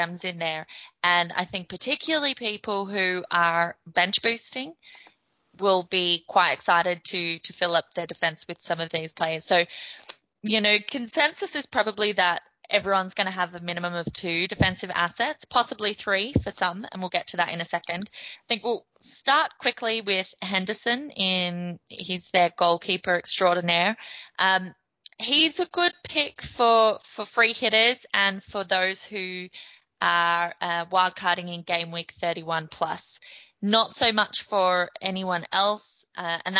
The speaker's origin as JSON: {"language": "English", "country": "Australia", "moved": "yes", "lives_now": "Ireland", "said": "I'm Australian living in Ireland. I'm not based in the UK"}